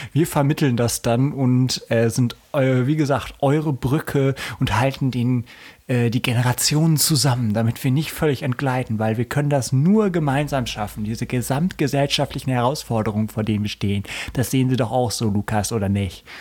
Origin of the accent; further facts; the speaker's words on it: Hanover, Lower Saxony, Germany; Ich komme aus Hannover